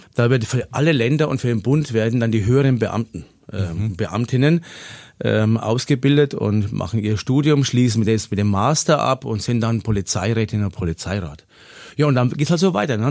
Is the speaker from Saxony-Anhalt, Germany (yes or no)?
no; Lower Franconia, region around Schweinfurt, Bavaria, Germany; moved away as an adult; now in Augsburg, Germany; gebürtig komme ich aus Unterfranken, aus der Region um Schweinfurt und äh, bin auch da aufgewachsen